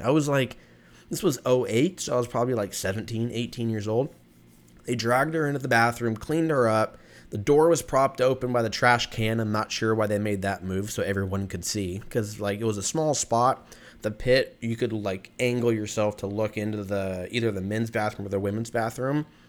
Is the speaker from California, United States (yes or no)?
yes; California, United States; I grew up in California